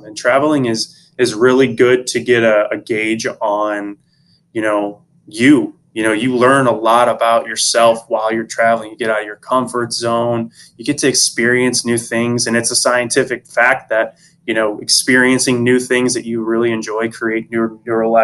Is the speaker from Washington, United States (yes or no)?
no; St. Louis, Missouri, United States; now in Florida, United States; I'm originally from the Midwest in St. Louis